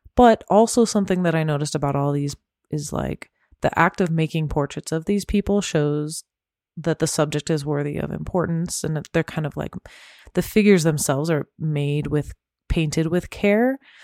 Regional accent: Temecula, California, United States; I grew up in Temecula

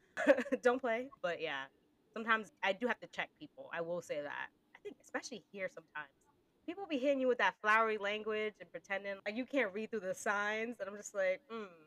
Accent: Northeast, United States; moved away as an adult; now in United Kingdom; being an American working in the UK, I'm very conscious of how I speak sometimes. I think being from the Northeast

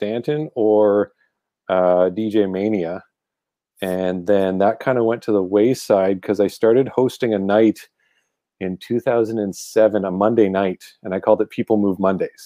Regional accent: Ottawa, Ontario, Canada; from Ottawa, Ontario, Canada

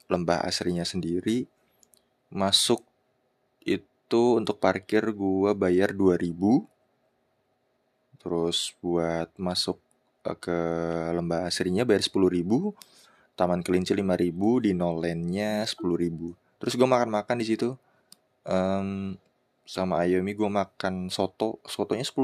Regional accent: Cikarang, West Java, Indonesia; gue dari Cikarang

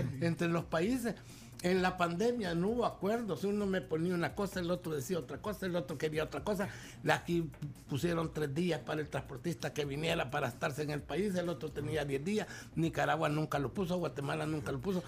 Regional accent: El Salvador; yo aquí, en mi cancha, este es mi charco, este es mi país

